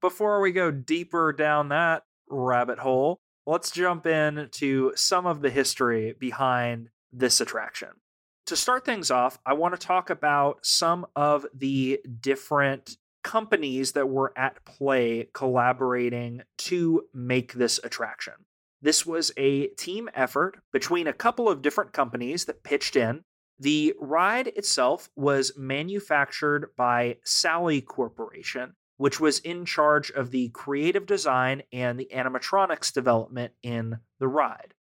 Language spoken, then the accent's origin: English; Alabama, United States